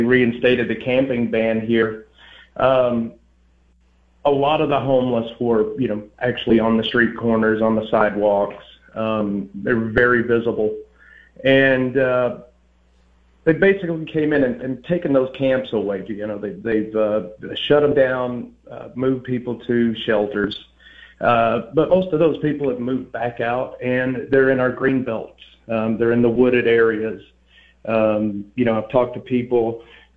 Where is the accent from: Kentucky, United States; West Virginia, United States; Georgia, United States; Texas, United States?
Texas, United States; Dallas; moved away as an adult; now in Austin, United States; I'm actually from the Dallas area originally